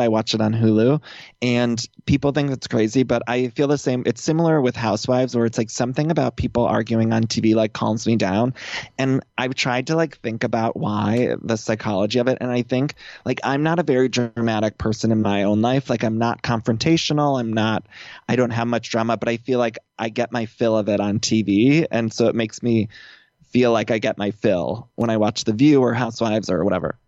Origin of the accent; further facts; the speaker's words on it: Northeast Ohio, United States; accent: Midwest; moved away as an adult; also born or lived in Chicago; now in Los Angeles, United States; I'm from Ohio, uh, Northeast Ohio, and I grew up there